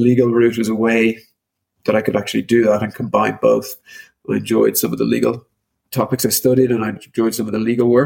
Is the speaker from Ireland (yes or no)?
yes; Dublin, Leinster, Ireland; moved away as an adult; also born or lived in Sydney; now in Amsterdam, Netherlands; I'm originally from Dublin in Ireland, and I currently live in Amsterdam